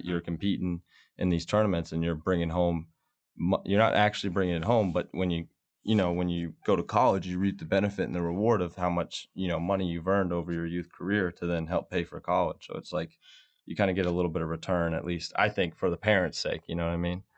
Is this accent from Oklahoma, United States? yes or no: no; Rockledge, Florida, United States; moved away; I'm from Florida. We, uh, my family owns a bowling center, um, down in Florida, and, uh, I was kinda born in there